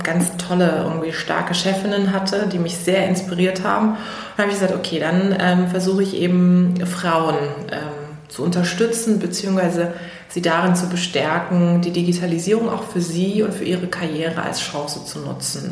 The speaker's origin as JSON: {"language": "German", "town": "Karlsruhe", "region": "Baden-Württemberg", "country": "Germany", "tie": "born or raised there", "also_born_or_lived": "Heidelberg", "moved": "as an adult", "lives_now": "Berlin, Germany", "said": "Ursprünglich komme ich aus Karlsruhe, das ist eine kleinere Stadt, ca. 300.000 Einwohner. Da bin ich groß geworden"}